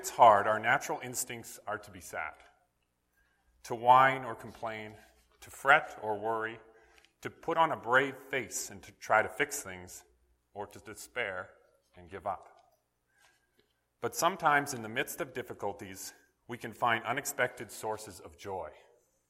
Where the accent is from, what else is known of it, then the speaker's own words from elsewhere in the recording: northern British Columbia, Canada; what would eventually become my hometown in northern BC